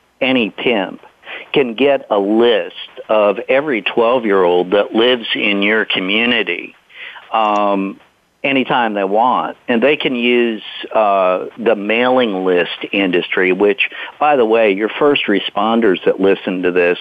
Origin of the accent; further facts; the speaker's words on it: the Bible Belt, United States; I grew up in the Bible Belt